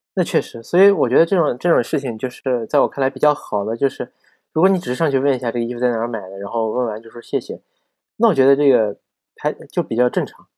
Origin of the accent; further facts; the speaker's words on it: Xinjiang, China; moved away as an adult; also born or lived in Tianjin; 我说我新疆人